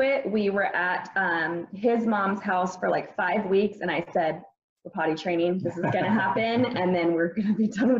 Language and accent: English; Maine, United States; moved away; also born or lived in Arizona; I grew up in Maine